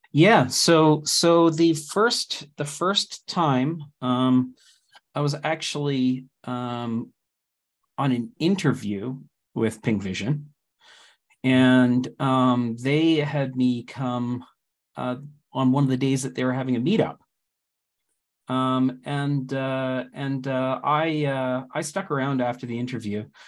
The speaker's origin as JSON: {"language": "English", "country": "Canada", "moved": "yes", "said": "I'm Canadian."}